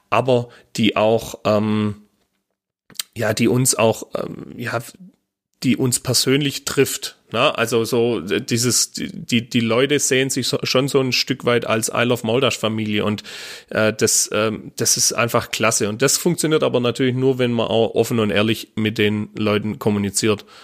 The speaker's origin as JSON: {"language": "German", "region": "Baden-Württemberg", "country": "Germany", "said": "also als Schwabe äh, tut man sich einfach mit, äh, äh ja, mit dem Hochdeutsch einfach schwer"}